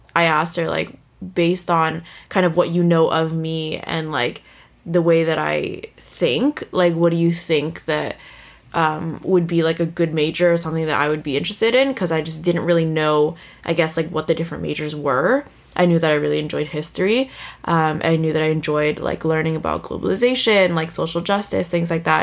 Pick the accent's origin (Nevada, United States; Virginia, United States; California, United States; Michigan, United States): California, United States; San Francisco; moved away as an adult; also born or lived in Toronto, Canada; now in Vancouver, Canada; I was born in Toronto, and um, I moved to San Francisco. Like my family moved to San Francisco when I was two or three years old, and I was raised there, lived there my whole entire life up until I graduated high school